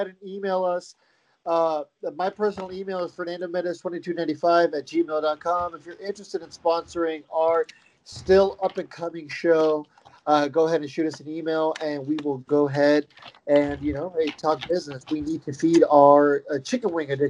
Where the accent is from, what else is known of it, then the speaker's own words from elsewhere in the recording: Central California, United States; I am from Central California, not Sacramento